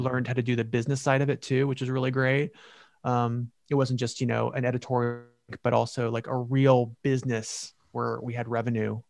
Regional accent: California, United States; moved away as an adult; also born or lived in New York; California. That, that, it, I think about it a lot. It's my home state, where I'm from

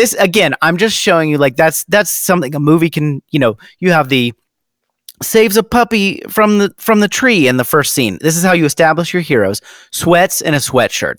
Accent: Ohio, United States; now in the South, United States; we do live in the South, but I grew up in Ohio.

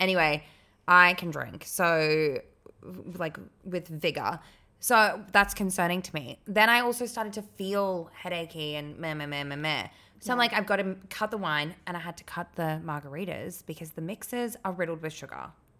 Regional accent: London, United Kingdom; I'm from London.

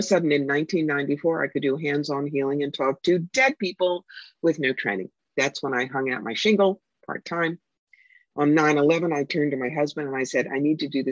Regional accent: Cherry Hill, New Jersey, United States; moved away as an adult; also born or lived in Philadelphia, Pennsylvania / Atlanta, Georgia; now in upstate New York, United States; I grew up upper middle class. Right. In Cherry Hill, New Jersey

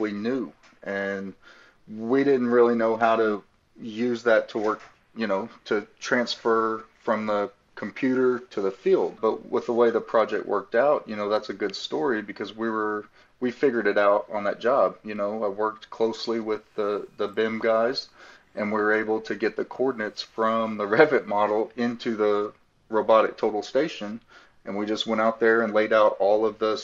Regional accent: Wichita Falls, Texas, United States; moved away as an adult; also born or lived in Dallas-Fort Worth, Texas; now in Doral, United States; But I grew up and was born and raised in Texas in a small town, Wichita Falls

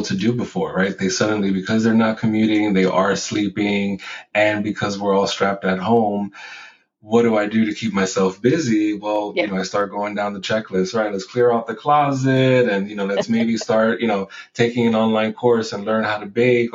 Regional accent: New York City, New York, United States; also born or lived in Puerto Rico; I was born in Puerto Rico, raised in the Bronx

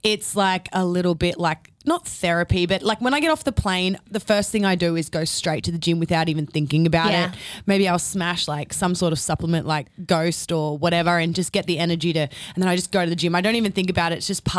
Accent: Gold Coast, Queensland, Australia; Yeah. I'm from the Gold Coast.

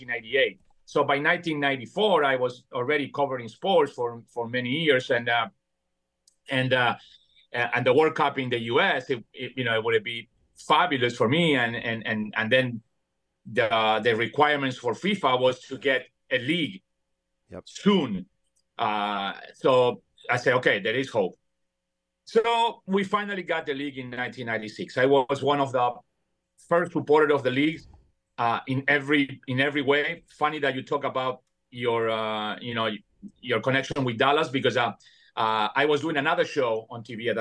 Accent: Buenos Aires, Argentina; English is a second language; moved away as an adult; also born or lived in New York, New Jersey area; now in United States; when I moved from Buenos Aires, Argentina, to the New York, New Jersey area

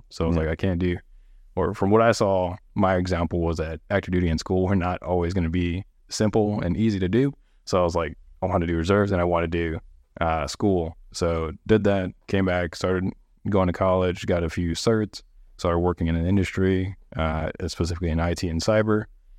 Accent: Honolulu, Hawaii, United States; now in San Antonio, United States; I'm originally from Honolulu, Hawaii, born on the island of Oahu. My mom was active duty military.

